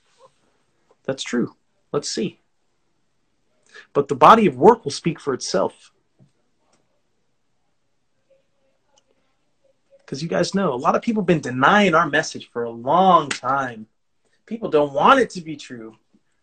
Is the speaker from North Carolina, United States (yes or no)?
no; California, United States; I'm from California